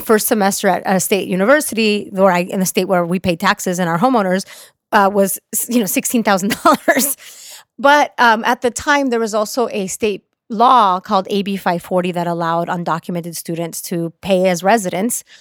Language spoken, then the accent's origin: English; Orange County, California, United States; also born or lived in Mexico; I'm a Mexican immigrant that came to the country when I was four years old. I grew up in Orange County, which is very conservative